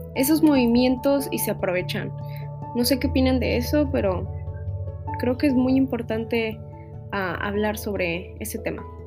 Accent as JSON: {"language": "Spanish", "country": "Mexico", "said": "como sociedad mexicana"}